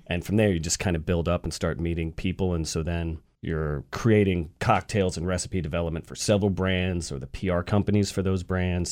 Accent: Atlanta, Georgia, United States; moved away as an adult; I'm from the South. I'm from Atlanta

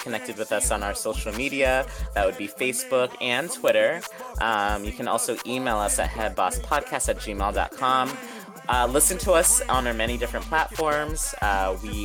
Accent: Boston, Massachusetts, United States; my hometown, Boston

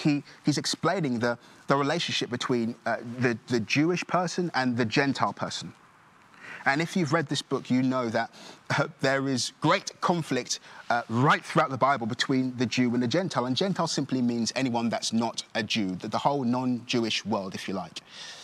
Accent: Nigeria; born there; that I was born in Nigeria, but what I didn't mention is I'm also adopted

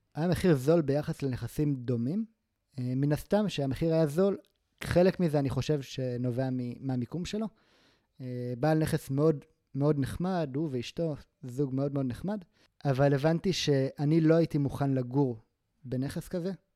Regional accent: Gaza Envelope, Southern District, Israel; moved away; also born or lived in Tel Aviv; אני גדלתי בעוטף עזה

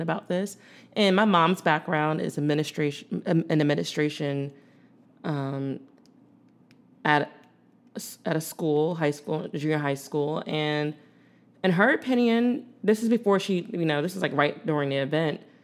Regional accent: Philadelphia, Pennsylvania, United States; growing up in Philadelphia

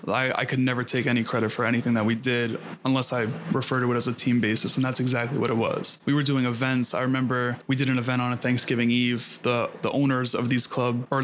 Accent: New York City, New York, United States; I grew up in Queens

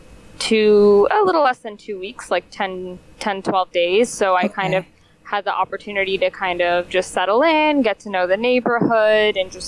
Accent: Detroit, Michigan, United States; moved away as an adult; also born or lived in Iran (parents); now in Chicago, United States; I grew up in Detroit, went to high school in the suburbs, and now I am currently based in Chicago.

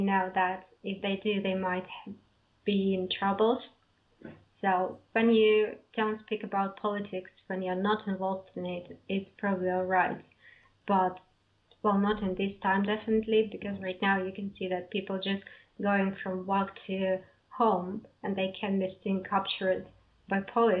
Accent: Belarus; English is a second language; No, I'm not from the capital, actually. I'm from a small city.

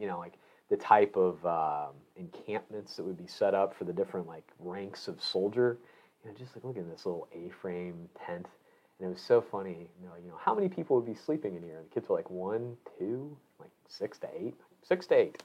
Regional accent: Illinois, United States; moved away; I grew up in Illinois

